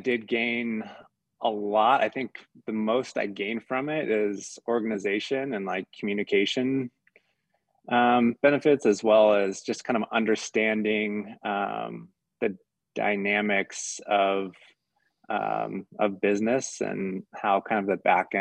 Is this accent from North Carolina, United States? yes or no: no; Southern Oregon, United States; also born or lived in Colorado / Mammoth Lakes, California; now in Utah, United States; I grew up in Southern Oregon.